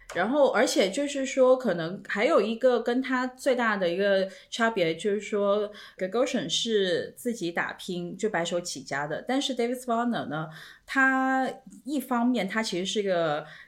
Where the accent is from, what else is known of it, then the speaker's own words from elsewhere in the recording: China; 我们中国人